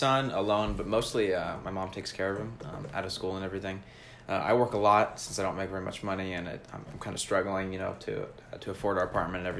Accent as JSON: {"language": "English", "town": "Atlanta", "region": "Georgia", "country": "United States", "tie": "born or raised there", "said": "So I grew up in Atlanta with my mom. She was single."}